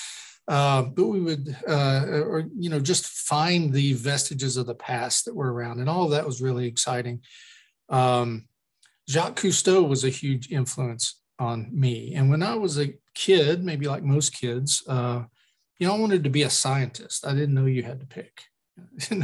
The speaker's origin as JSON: {"language": "English", "town": "Lexington", "region": "Kentucky", "country": "United States", "tie": "born or raised there", "also_born_or_lived": "West Virginia / Knoxville, Tennessee", "said": "I'm from Kentucky, and I was born in West Virginia. My mom's family's from the mountains. Well, West Virginia's all mountains. My father's family from the mountains of Eastern Kentucky, from Appalachia. And I grew up mainly in Lexington, which is where I live now"}